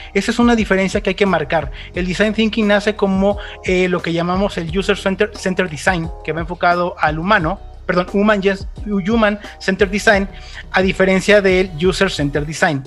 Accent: Mexico; de México para el mundo

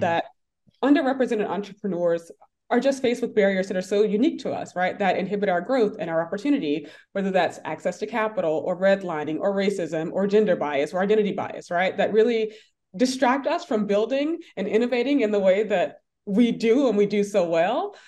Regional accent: Atlanta, Georgia, United States; I grew up in Atlanta.

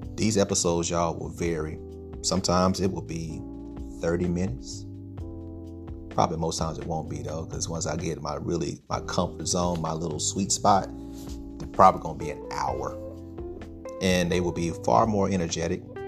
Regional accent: Stuttgart, Arkansas, United States; moved away; my hometown, Sugartown, Stuttgart

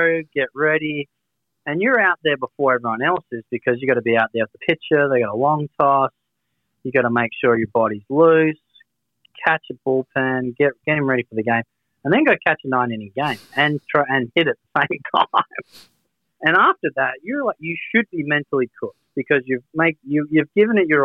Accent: Australia

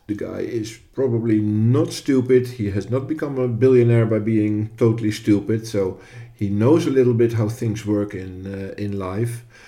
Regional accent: Netherlands; from the Netherlands, which is my home country

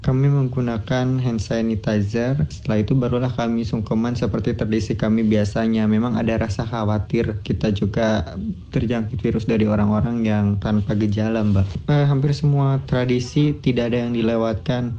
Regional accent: Pandeglang, Banten, Indonesia; warga kampung kami, kampung kecil yang tidak banyak pendatang dari kota

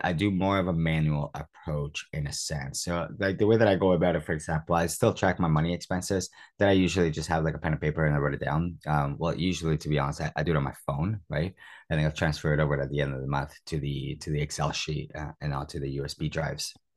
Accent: Toronto, Ontario, Canada; moved away as an adult; also born or lived in Cuba; now in United Kingdom; I was born in Cuba. So since I was nine years old, I've, I've had a computer when I migrated to Toronto, Canada

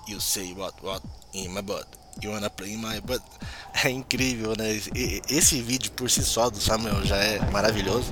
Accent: Brazil; como brasileiro

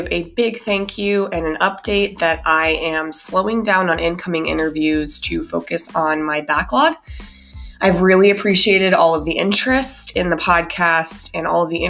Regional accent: Colorado, United States; also born or lived in Minnesota, United States; So actually, I was born in Minnesota, moved to Colorado when I was 10

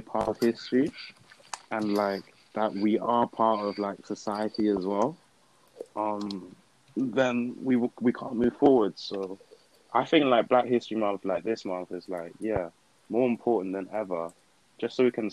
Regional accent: Ipswich, East of England, United Kingdom; also born or lived in Dortmund, Germany / Hamburg, Germany; I was born in Dortmund, but I grew up in Hamburg. I lived there for a bit. And then I moved here when I was like 7. And yeah, I lived in Ipswich at the time.

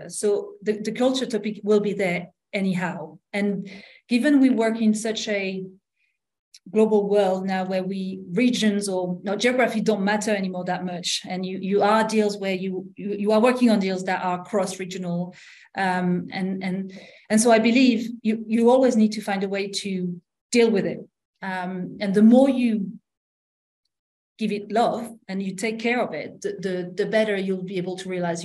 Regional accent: France; accent: French; English is a second language; now in United Kingdom; I was hired because I was French. You can hear it from my accent

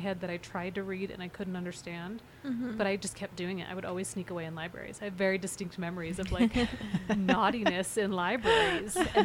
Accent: Davis County, Utah, United States; I grew up in Utah, non-Mormon. I grew up in Davis County, non-Mormon

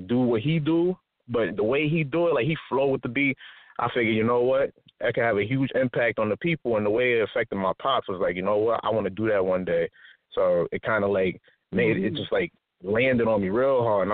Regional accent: New York City, New York, United States; moved away as an adult; now in California, United States; I'm from Harlem, New York, you know, straight from Harlem, 12th and Madison. Moved out to Cali like about maybe a year or two ago

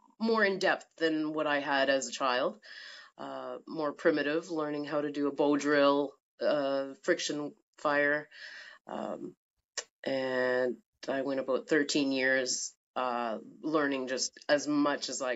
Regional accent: Timmins, Ontario, Canada; moved away as an adult; also born or lived in Toronto; now in Sudbury, Canada; I grew up in Timmins on 80 acres.

